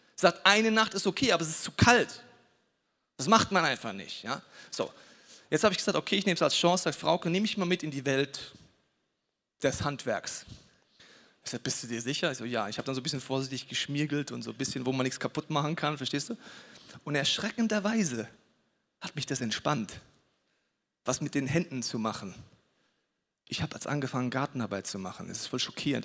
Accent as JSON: {"language": "German", "region": "Bavaria", "country": "Germany", "said": "ich komme aus Bayern"}